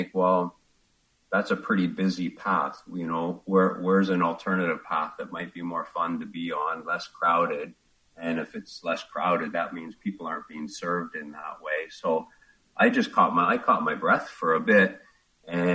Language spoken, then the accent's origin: English; Ontario, Canada; moved away as an adult; I grew up in Ontario, small town